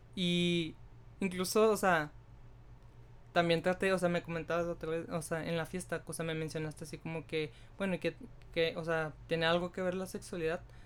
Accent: Mexico; como sociedad mexicana

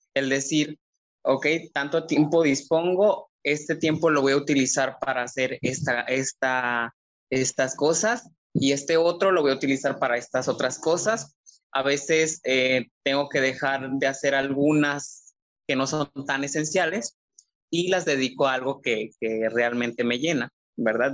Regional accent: Jala, Nayarit, Mexico; moved away as an adult; now in Tepic, Mexico; efectivamente soy de Jala. Yo soy del pueblo mágico de Jala.

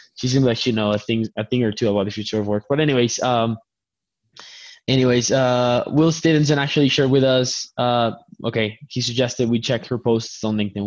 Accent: Colombia; English is a second language; I'm, I'm from Colombia. English is my second language

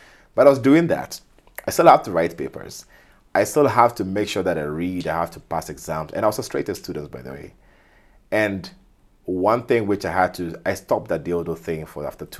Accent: Kenya; also born or lived in Ghana; Back home being because I'm from Ghana, but I've lived in Kenya my entire life. So Kenya's my second home.

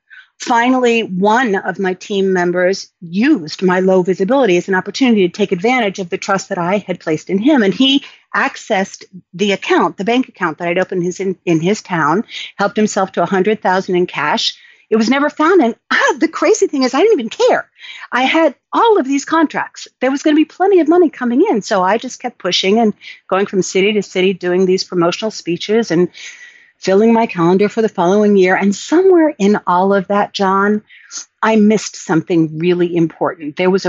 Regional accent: New York City, New York, United States; So I grew up in New York City

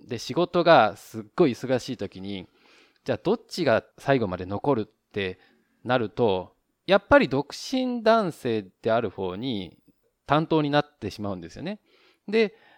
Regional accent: Japan; now in Taiwan; 日本の僕台湾人パートナーを持つ日本人

